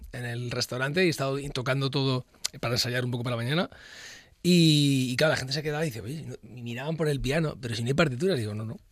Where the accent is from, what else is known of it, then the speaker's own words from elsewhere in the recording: Luanco, Asturias, Spain; also born or lived in Madrid; Yo llevo toda mi vida desde que soy muy, muy pequeño en eh, Luanco